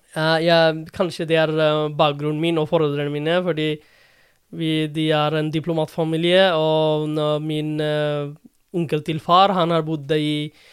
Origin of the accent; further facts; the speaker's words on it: Dhaka, Dhaka Division, Bangladesh; Norwegian is a second language; moved away as an adult; also born or lived in India / Oxford / London; now in Drammen, Norway; Jeg er fra, opprinnelig fra Dhaka